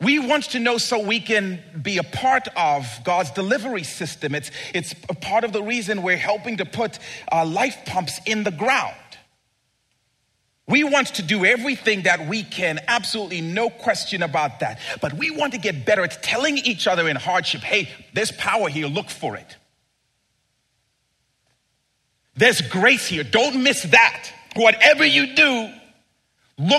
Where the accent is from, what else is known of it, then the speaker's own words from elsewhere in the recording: Zambia; as a boy growing up in Zambia